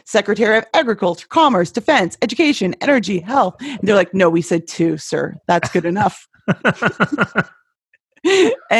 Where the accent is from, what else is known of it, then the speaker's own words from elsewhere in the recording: Canada; now in Texas, United States; I'm from Canada